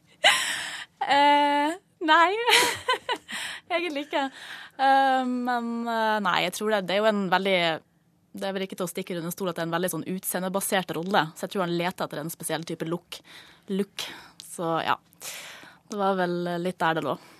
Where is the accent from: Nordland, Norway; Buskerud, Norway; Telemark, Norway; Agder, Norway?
Nordland, Norway; Mosjøen; moved away; Vi er jo fra samme by har gått på barneskole sammen og ehm, ja, han ble jo filmskaper, jeg ble skuespiller, og vi eh, møttes eh, hver ferie hjemme i Mosjøen